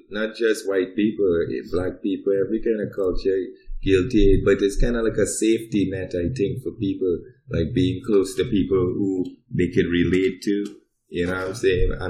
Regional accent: New York, United States; moved away as an adult; also born or lived in Trinidad; now in Fairbanks, United States; I grew up in Brooklyn and I was there first.

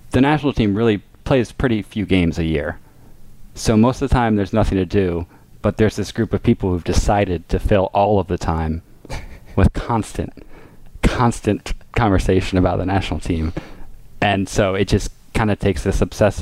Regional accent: Richmond, Virginia, United States; now in New York, United States; I'm from Virginia, Richmond, Virginia. I live in New York

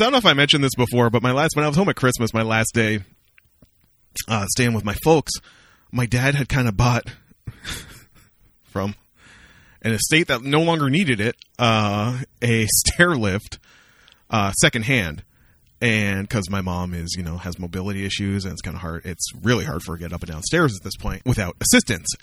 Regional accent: Amherstburg, Ontario, Canada; moved away; the Richmond Popcorn Company, which is a popcorn store that opened in my hometown

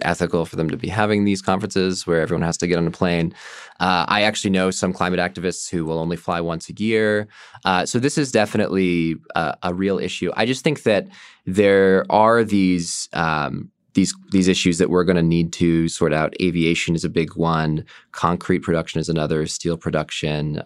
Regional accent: Bay Area, California, United States; I come from the Bay Area

